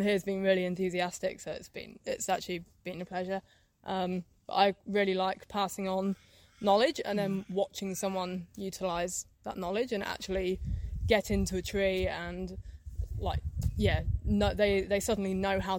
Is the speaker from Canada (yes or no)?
no; England, United Kingdom; moved away as an adult; now in Melbourne, Australia; I'm from England.